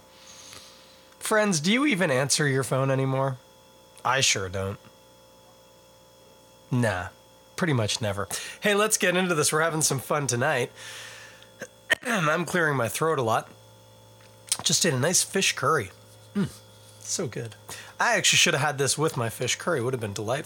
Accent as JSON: {"language": "English", "town": "Toronto", "region": "Ontario", "country": "Canada", "tie": "born or raised there", "said": "I am born and bred right here in Ontario, in Scarborough is where I was born. Now live in Toronto"}